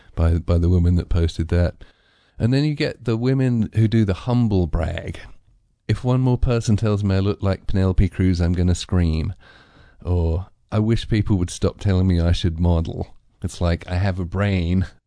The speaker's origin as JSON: {"language": "English", "region": "England", "country": "United Kingdom", "said": "I'm too English"}